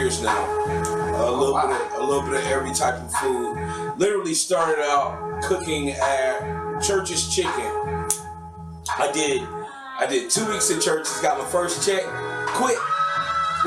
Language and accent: English; Atlanta, Georgia, United States; Born and raised in Southwest